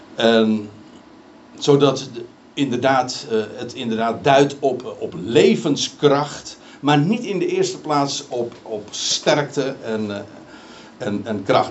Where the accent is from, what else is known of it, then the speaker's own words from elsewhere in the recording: Netherlands; we als Nederlanders